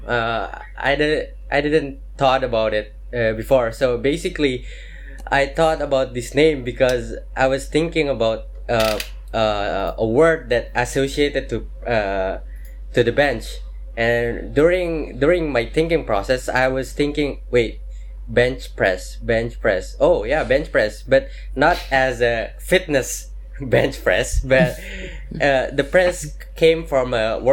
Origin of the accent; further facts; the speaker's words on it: Makassar, South Sulawesi, Indonesia; also born or lived in Japan; now in Jakarta, Indonesia; I am from Indonesia. I'm from Makassar